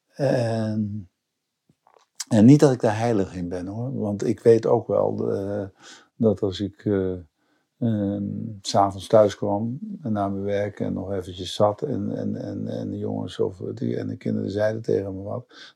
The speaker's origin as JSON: {"language": "Dutch", "town": "Zandvoort", "region": "North Holland", "country": "Netherlands", "tie": "born or raised there", "said": "Ik ben in Zandvoort geboren"}